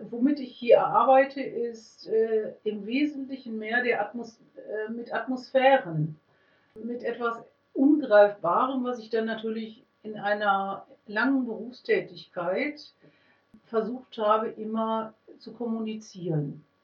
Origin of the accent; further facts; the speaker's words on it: Münster, North Rhine-Westphalia, Germany; Ich komme aus Münster. Ich weiß, in Münster gäbe es die Möglichkeit, ambulant Musiktherapie zu machen.